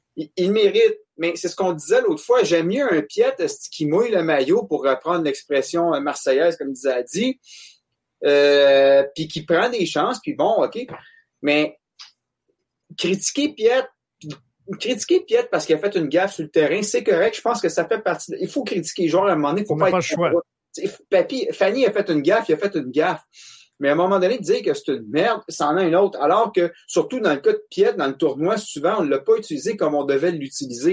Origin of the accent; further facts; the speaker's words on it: Monteuil, Quebec, Canada; je viens de Monteuil